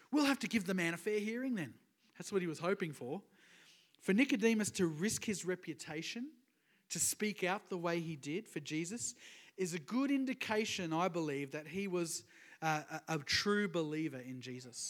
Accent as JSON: {"language": "English", "area": "Sunshine Coast", "region": "Queensland", "country": "Australia", "said": "I'm from the Sunshine Coast, so it's all that kind of area."}